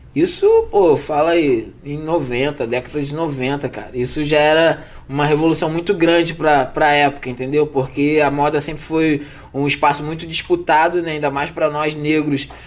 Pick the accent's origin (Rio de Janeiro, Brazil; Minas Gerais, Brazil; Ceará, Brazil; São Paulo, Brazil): Rio de Janeiro, Brazil; also born or lived in Vidigal, Rio de Janeiro; sou cria da Zona Norte, do Lins, Meia, ali, gente de dentro, tudo ali é nossa área ali. Eu sempre fui cria da Zona Norte